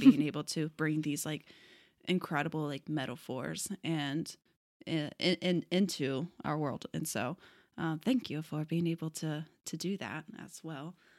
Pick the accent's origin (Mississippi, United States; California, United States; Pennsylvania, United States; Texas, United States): Texas, United States; moved away as an adult; now in Portland, United States; we're also both from Texas